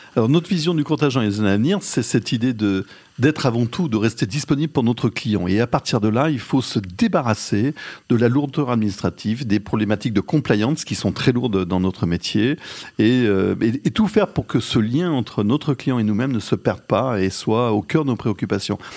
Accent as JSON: {"language": "French", "town": "Lyon", "region": "Auvergne-Rhône-Alpes", "country": "France", "also_born_or_lived": "Paris", "moved": "as an adult", "said": "Je suis un Lyonnais, effectivement, on l'a dit tout à l'heure, d'origine. J'en ai profité pour rentrer à Lyon."}